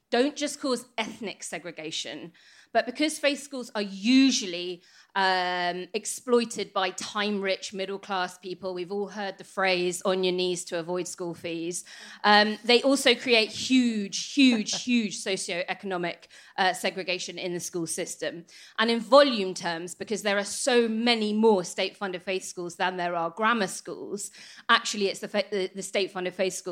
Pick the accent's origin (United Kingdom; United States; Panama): United Kingdom; Northern Ireland; I grew up in Northern Ireland